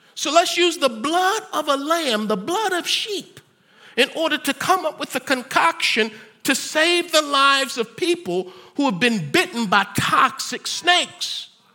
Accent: United States; I'm an American

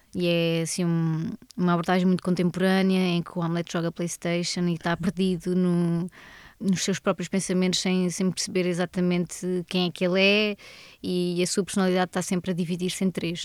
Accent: Alentejo, Portugal; eu sou do Alentejo

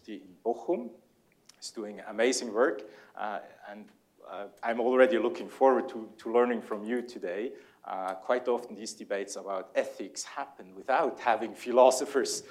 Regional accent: Switzerland; accent: Swiss; English is a second language; my Swiss accent is so strong when I speak German that it's easier for the Germans when I talk English

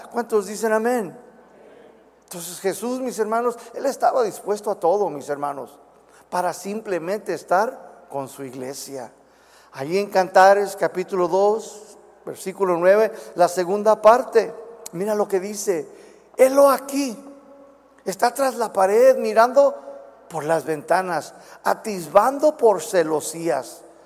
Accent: United States; accent: chicano; Spanish is a second language; moved away as an adult; now in Guadalajara, Mexico; todavía soy bien chicano, a veces no puedo pronunciar ciertas palabras

